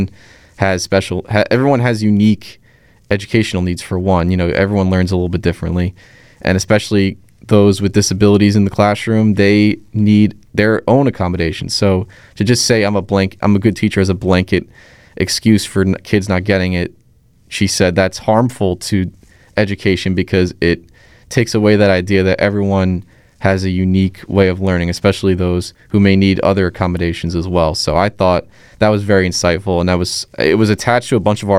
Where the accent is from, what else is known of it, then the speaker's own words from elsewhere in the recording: Middletown, United States; in my hometown, just right before COVID hit, they opened up a cafe that was staffed exclusively by residents in Middletown